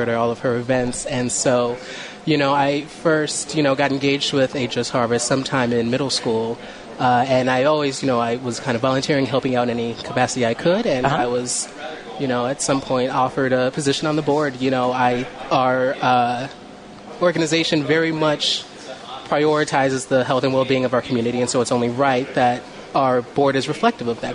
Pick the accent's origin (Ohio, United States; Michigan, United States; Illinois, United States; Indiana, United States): Illinois, United States; Chicago; also born or lived in Evanston; I grew up right here in Rogers Park.